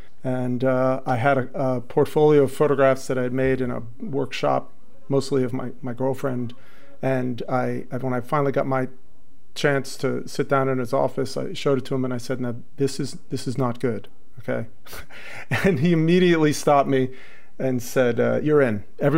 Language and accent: English; Lower Westchester County, New York, United States; also born or lived in Manhattan, New York; Born in Manhattan. Pretty decent childhood until I was ripped from the Upper East Side and plunked down in Lower Westchester County.